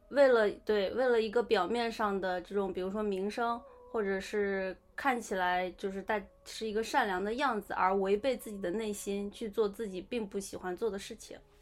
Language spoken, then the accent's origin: Chinese; China; 我们就是出生在中国的西方人